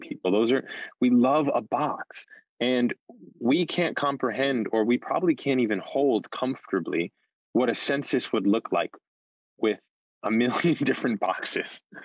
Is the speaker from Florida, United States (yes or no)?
no; New York City, New York, United States; As a New Yorker